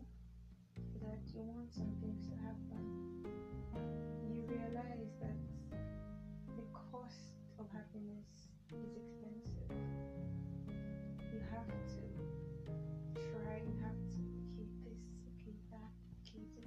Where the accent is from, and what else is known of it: Nigeria; accent: Nigerian